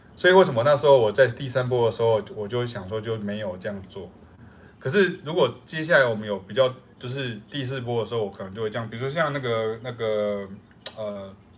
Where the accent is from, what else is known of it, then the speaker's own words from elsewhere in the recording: Taiwan; 我们是台湾的，就中华民国的两个，台湾的两个老师